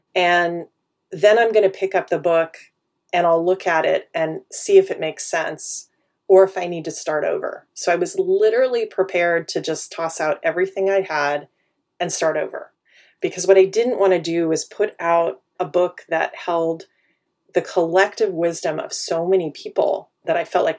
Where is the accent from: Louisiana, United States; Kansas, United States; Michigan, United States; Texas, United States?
Kansas, United States; Wichita; born there; also born or lived in Madrid, Spain; now in Silicon Valley, United States; I was born in Wichita, Kansas. That grounds us in my origin, right? Which is Middle America, Midwest, all of its politeness and a pace of life that is very different from where I live now, which is Silicon Valley, California.